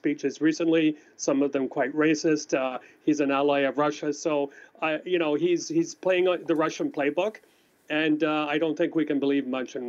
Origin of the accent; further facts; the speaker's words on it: Canada; now in Ukraine; as a Canadian